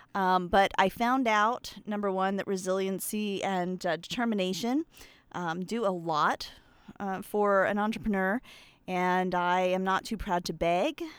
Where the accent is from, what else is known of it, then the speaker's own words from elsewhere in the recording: Pennsylvania, United States; I'm from Pennsylvania, of course, uh, but I grew up around a bunch of, um, Amish men